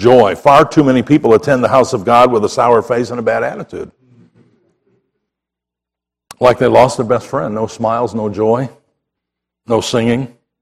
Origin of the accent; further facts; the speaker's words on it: Chicago, Illinois, United States; moved away; I grew up in Chicago